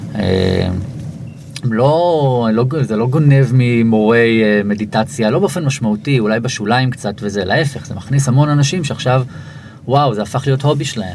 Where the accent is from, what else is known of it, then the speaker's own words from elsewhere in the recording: Israel; אני מישראל